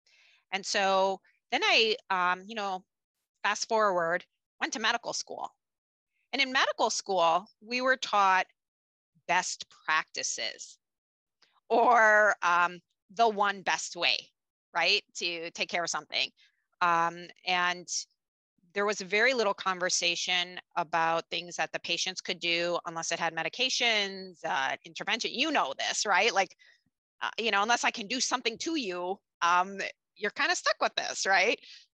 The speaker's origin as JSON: {"language": "English", "country": "Japan", "tie": "born or raised there", "said": "basically I grew up in a bicultural family and attended international schools growing up in Japan."}